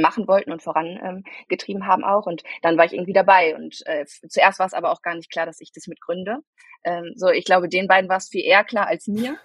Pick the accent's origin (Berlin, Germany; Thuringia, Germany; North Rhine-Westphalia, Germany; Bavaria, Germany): North Rhine-Westphalia, Germany; Bielefeld; also born or lived in Münster; aufgewachsen bin ich in Bielefeld äh, und geboren tatsächlich in Münster